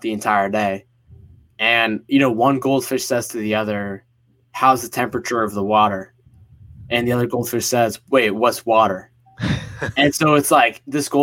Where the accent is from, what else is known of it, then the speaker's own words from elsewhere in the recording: Northeast US, United States; also born or lived in Egypt (parents); they immigrated to the US, to the East Coast, Northeast, like a year before I was born here in America